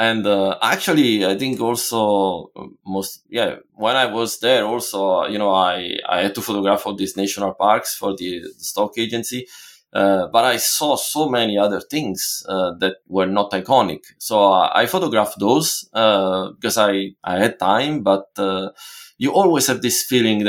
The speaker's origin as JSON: {"language": "English", "country": "Italy", "second_language": "English", "said": "And it's still crazy in a way to think about it, because I'm from Italy, and why buy my images?"}